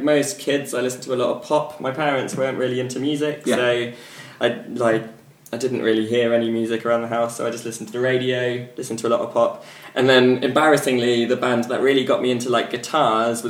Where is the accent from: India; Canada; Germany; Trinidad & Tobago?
Germany; Saarland; now in United Kingdom; I grew up in Germany